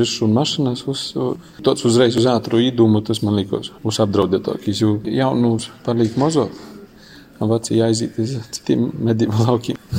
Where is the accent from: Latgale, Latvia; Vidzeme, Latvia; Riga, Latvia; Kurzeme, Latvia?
Latgale, Latvia; Ja jau latgalē mēs esam to kaut drusku nabadzīgāki